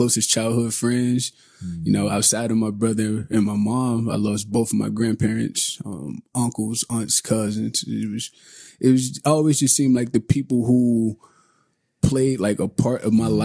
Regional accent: Detroit, Michigan, United States; I come from Detroit, Michigan. I grew up in project housing.

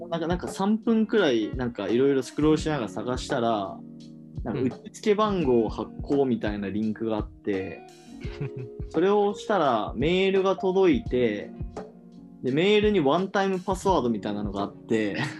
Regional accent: Hiroshima, Japan; now in Tokyo, Japan; 地元は広島県

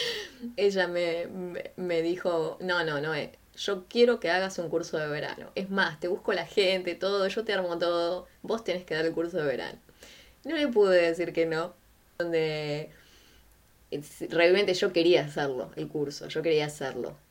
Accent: Quilmes, Buenos Aires Province, Argentina; yo soy de Quilmes.

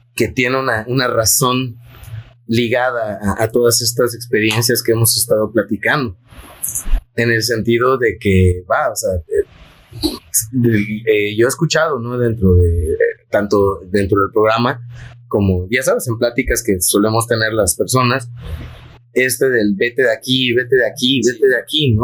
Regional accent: Yucatán, Mexico; la creencia que tenemos como yucatecos

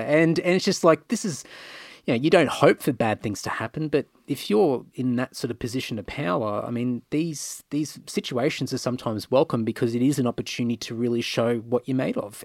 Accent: Queensland, Australia; moved away as an adult; also born or lived in Rockhampton, Queensland / Brisbane, Queensland; now in Sydney, Australia; I grew up I grew up in Queensland all my life

